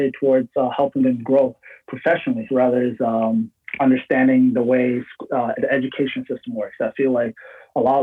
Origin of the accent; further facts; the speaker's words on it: London, Ontario, Canada; I grew up in London, Ontario, immigrated here when I was 8 years old, around 2000.